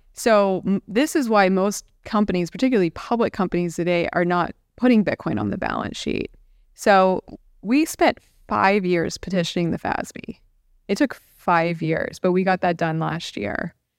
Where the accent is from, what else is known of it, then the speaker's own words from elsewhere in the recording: Central Florida, United States; moved away as an adult; also born or lived in Washington, D.C.; I'm a native Floridian. I grew up in Central Florida.